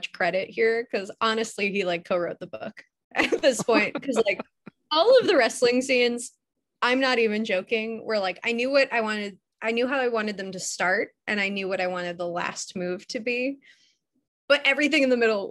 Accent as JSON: {"language": "English", "town": "Chicago", "region": "Illinois", "country": "United States", "tie": "born or raised there", "moved": "yes", "said": "I'm from Chicago originally."}